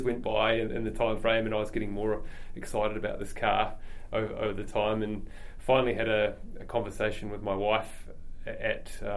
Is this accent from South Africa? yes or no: no; Christchurch, Canterbury, New Zealand; also born or lived in Ashburton / Wellington / Germany; I grew up in Christchurch. Was born in Ashburton actually, but my family moved up when I was very young, only two, so I have no memories of living in Ashburton. I grew up here, went to school here, went to university here, University of Canterbury